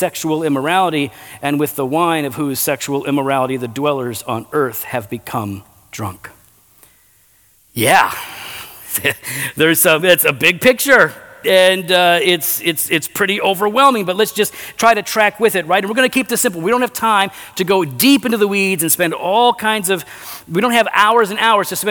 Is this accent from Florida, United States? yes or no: no; Geneva, Illinois, United States; also born or lived in West Chicago, Illinois; We moved to Geneva, the mean streets of Geneva, Illinois, right here. And of course, we were in the hood, you know, the east side. And so we were, you know, grew up in this town